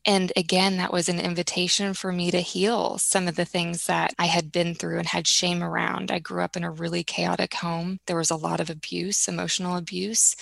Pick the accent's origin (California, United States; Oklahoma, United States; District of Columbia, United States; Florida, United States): Oklahoma, United States; Tulsa; I grew up in Tulsa, Oklahoma.